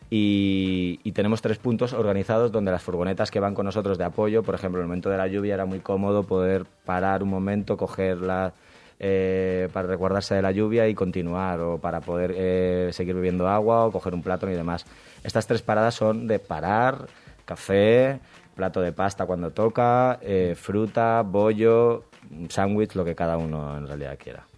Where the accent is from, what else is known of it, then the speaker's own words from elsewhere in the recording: Valencia, Valencian Community, Spain; Nosotros somos de Valencia